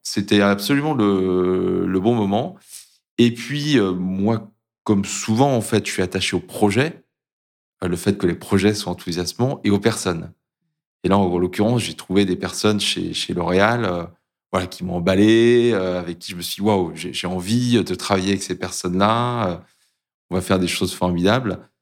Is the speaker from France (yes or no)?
yes; Brittany, France; j'ai grandi en Bretagne, à proximité de la mer.